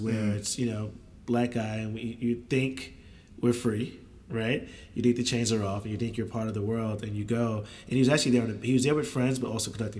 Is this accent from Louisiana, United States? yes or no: no; New York, United States; I'm from New York. Grandparents from New York